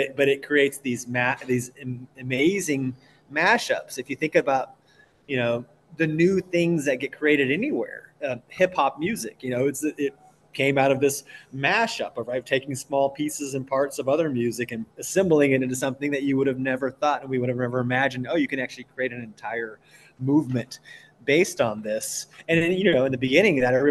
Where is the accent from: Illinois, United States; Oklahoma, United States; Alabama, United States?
Oklahoma, United States; I come from Oklahoma